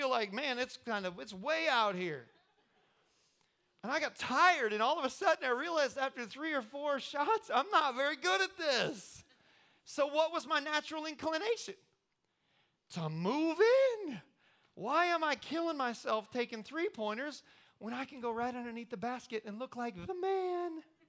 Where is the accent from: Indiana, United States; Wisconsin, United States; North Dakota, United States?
Indiana, United States; I don't know if you know this or not, but I'm from Indiana.